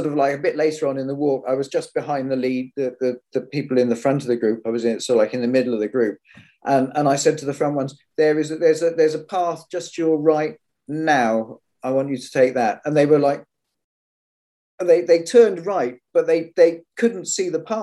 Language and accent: English; Cornwall, South West England, United Kingdom; I grew up in Cornwall